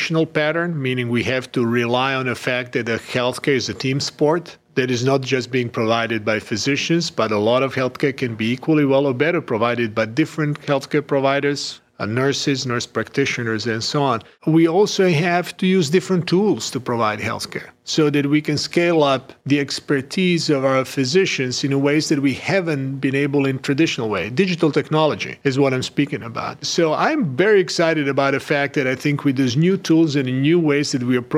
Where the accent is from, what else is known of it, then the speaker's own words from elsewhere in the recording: Croatia; moved away as an adult; also born or lived in Switzerland; now in United States; born and raised in Croatia, trained in Switzerland, United States, and actually now, obviously, living and working in the United States